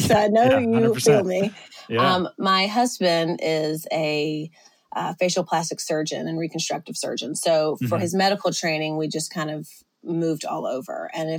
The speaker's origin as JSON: {"language": "English", "region": "Mississippi", "country": "United States", "tie": "born or raised there", "also_born_or_lived": "Birmingham, Alabama / Southern California", "moved": "as an adult", "said": "And so we are both from Mississippi, and we got married, and then 5 months later moved to Southern California in Orange County, and we're there for 5 years."}